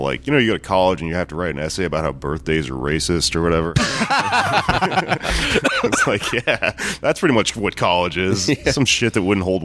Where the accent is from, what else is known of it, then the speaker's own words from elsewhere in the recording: Texas, United States; I'm fucking from Texas